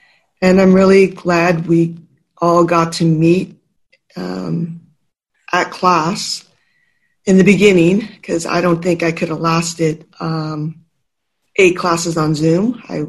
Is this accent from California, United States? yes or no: yes; San Carlos, California, United States; from San Carlos